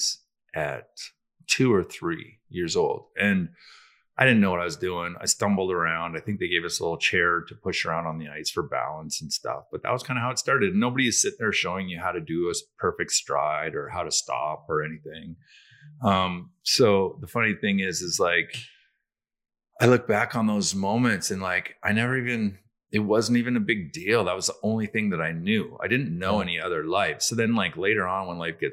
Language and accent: English; Hinton, Alberta, Canada; also born or lived in Salmon Arm, British Columbia; I spent a lot of my earlier years in Hinton, Alberta, and then I moved to Salmon Arm